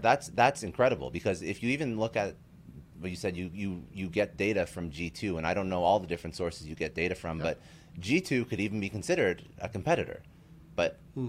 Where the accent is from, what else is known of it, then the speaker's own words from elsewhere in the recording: Canada; I'm Canadian